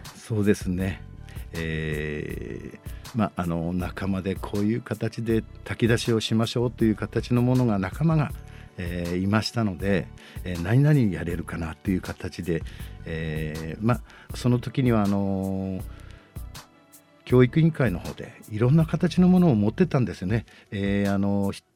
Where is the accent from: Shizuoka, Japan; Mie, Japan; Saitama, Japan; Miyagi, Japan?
Miyagi, Japan; Sendai; 生まれ育ちが、えー、この地域には本当に近いところに、はい、生まれて育ちまして